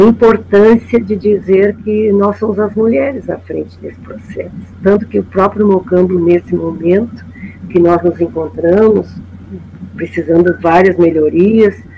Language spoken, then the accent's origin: Portuguese; Brazil; quando viemos para a Cidade Baixa, quando aqui, eu nasci aqui, na Santa Casa